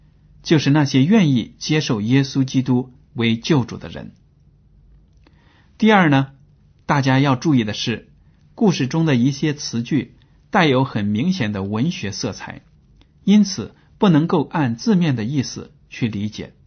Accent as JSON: {"language": "Chinese", "country": "China", "said": "我们很多中国人也抱有这样的思想"}